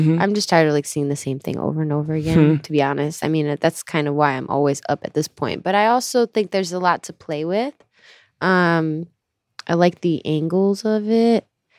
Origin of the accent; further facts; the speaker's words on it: Gurnee, Illinois, United States; also born or lived in Minnesota; I was born in Minnesota and I moved to the suburbs of Gurnee when I was like 3 or 4 or something, and then moved to the city in 2008.